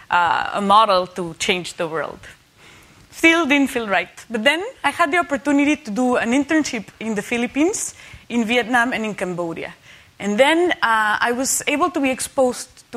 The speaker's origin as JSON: {"language": "English", "country": "Mexico", "tie": "born or raised there", "said": "growing up in Mexico in a Catholic country"}